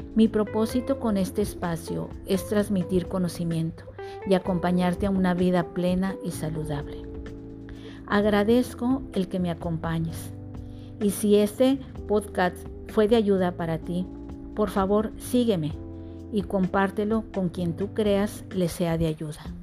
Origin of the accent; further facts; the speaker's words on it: Monterrey, Nuevo León, Mexico; Nací en Monterrey, donde he pasado la mayor parte de mis años.